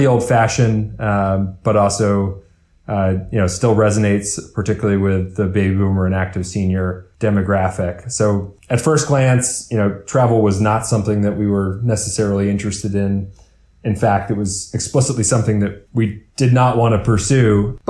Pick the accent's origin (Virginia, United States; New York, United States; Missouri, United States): New York, United States; New York City; growing up in New York City